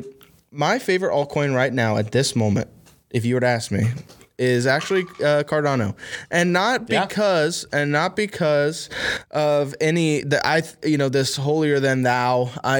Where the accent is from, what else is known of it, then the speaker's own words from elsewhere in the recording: Huntington, West Virginia, United States; Like, well, technically, I'm from Huntington, West Virginia, right?